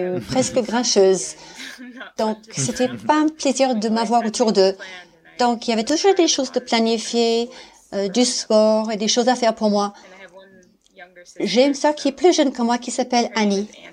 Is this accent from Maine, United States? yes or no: yes; Maine, United States; French is a second language; moved away as an adult; also born or lived in Alpes-Maritimes, France; now in France; je suis américaine, mais j'habite en France, euh, dans les Alpes-Maritimes. Mais je viens du Maine, aux États-Unis